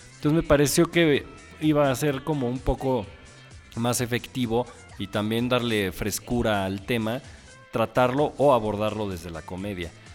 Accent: Mexico City, Mexico; los que somos chilangos

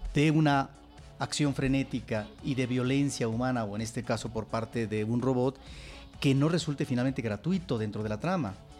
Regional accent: Mexico; nosotros como mexicanos

